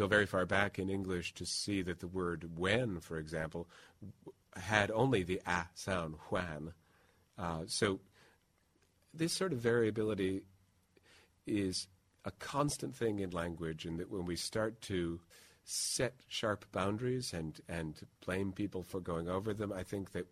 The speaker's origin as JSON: {"language": "English", "region": "Midwest", "country": "United States", "said": "being a Midwesterner"}